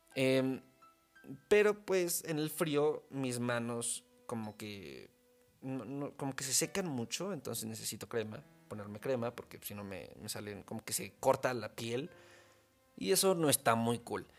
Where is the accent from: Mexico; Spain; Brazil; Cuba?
Mexico; soy mexicano